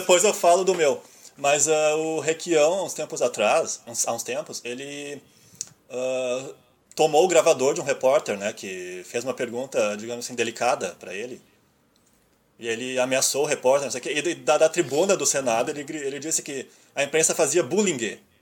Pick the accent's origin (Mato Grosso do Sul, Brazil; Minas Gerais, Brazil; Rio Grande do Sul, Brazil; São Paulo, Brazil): Rio Grande do Sul, Brazil; fica esse bairrismo de achar que aqui nós somos melhores do que.